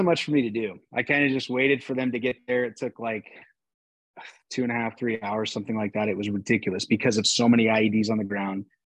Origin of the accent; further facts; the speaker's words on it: Phoenix, Arizona, United States; growing up in Phoenix, Arizona